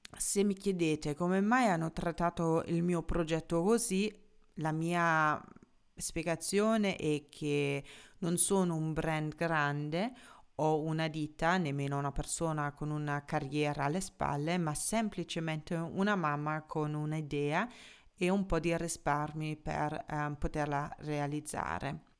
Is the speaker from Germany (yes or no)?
yes; Germany; moved away; da tedesca